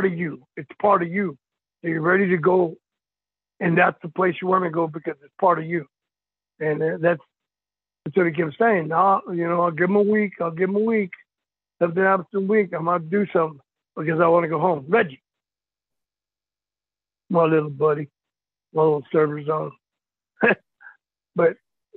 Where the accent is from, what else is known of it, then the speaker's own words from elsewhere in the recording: El Paso, Texas, United States; I'm from El Paso, Texas